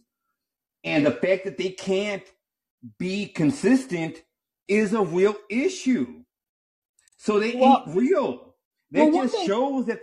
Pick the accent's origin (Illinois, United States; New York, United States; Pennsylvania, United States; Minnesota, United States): Illinois, United States; moved away as an adult; now in Dallas-Fort Worth, United States; I'm from Illinois originally